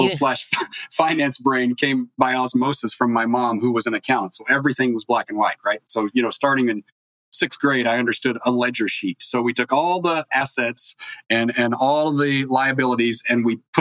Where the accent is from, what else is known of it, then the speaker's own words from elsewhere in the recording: East Coast, United States; now in California, United States; I grew up on the East Coast